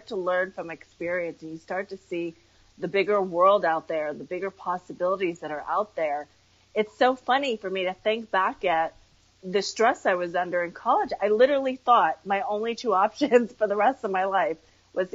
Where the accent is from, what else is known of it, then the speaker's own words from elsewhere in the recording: Connecticut, United States; also born or lived in Queens, New York / Westchester County, New York; I feel more like I grew up in Connecticut